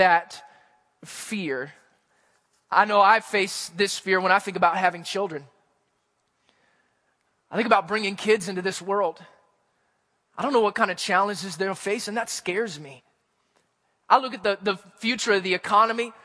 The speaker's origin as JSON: {"language": "English", "region": "Missouri", "country": "United States", "tie": "born or raised there", "said": "where I grew up in Missouri"}